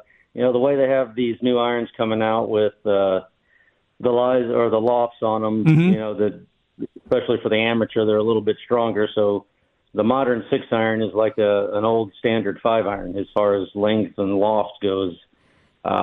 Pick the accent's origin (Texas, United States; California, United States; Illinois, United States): Texas, United States; Onion Creek; talked to them, told them I was from Onion Creek, and I watched them play at the Legends of Golf.